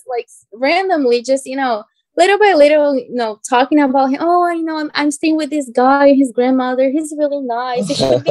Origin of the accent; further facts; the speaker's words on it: Brazil; English is a second language; also born or lived in Georgia, United States; now in United States; have lived in the U.S. about 10 years ago in Georgia when I was in high school for almost 3 years. So I learned English here. Of course, there's always space for improvement, but then I went back to Brazil